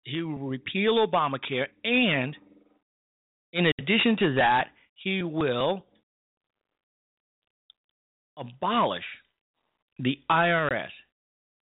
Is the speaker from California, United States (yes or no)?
no; Chicago, Illinois, United States; my hometown of Chicago, Illinois